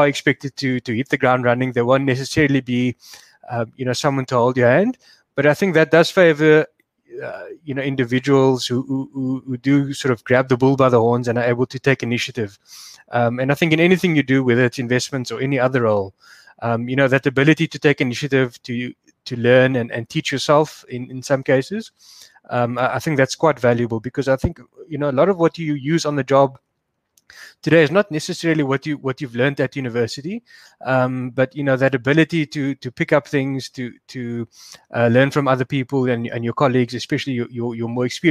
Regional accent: Cape Town, Western Cape, South Africa; I did grow up in Cape Town, I schooled here and went to university here

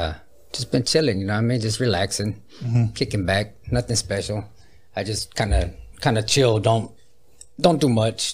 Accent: Oceano, California, United States; also born or lived in Santa Maria, California; I was born in Santa Maria, but yeah, I was raised right there. 805 okay. Central Coast, Oceano, all my life.

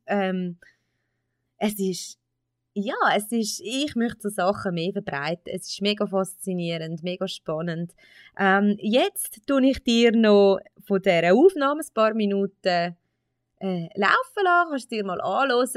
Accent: Switzerland; bei uns in der Schweiz

